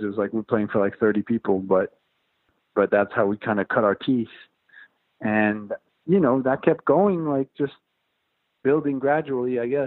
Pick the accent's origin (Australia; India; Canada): Canada; Montreal, Quebec; now in New York, United States; I moved out from Montreal in 2002